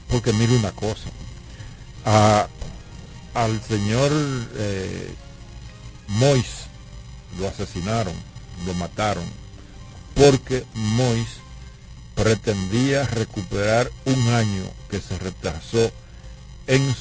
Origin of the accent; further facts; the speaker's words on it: Dominican Republic; porque yo soy dominicano y me duele que nosotros hemos tenido dos intervenciones formales.